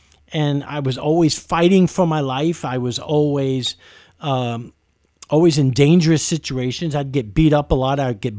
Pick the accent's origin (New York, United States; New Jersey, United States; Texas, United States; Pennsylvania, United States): New York, United States; New York City; I've lost most of my accent, but I grew up in East Harlem in New York City, in the streets of New York, right in the middle of Spanish and Black Harlem.